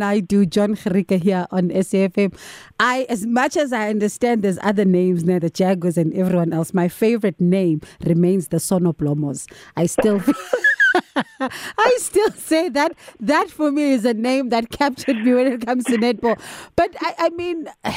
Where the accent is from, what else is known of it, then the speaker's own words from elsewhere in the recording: South Africa; I proudly South African